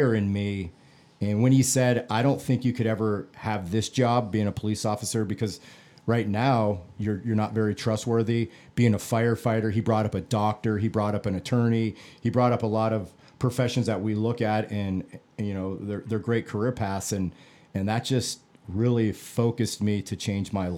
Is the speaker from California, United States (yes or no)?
no; Phoenix, Arizona, United States; I grew up in the Phoenix area, middle-class neighborhood